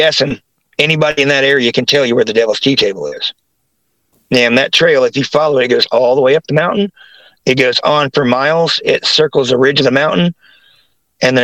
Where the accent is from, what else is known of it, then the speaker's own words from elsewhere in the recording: West Virginia, United States; moved away; also born or lived in Ohio / Greer, South Carolina / Newark, Ohio; that was in Logan, West Virginia, before we moved to Kanawha City